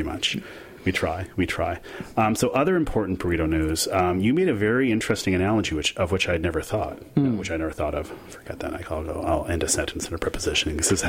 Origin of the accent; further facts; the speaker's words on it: Canada; I'm too Canadian for that, sadly.